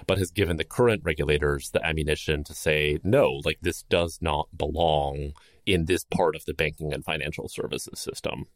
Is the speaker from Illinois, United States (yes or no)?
yes; Chicago, Illinois, United States; my hometown of Chicago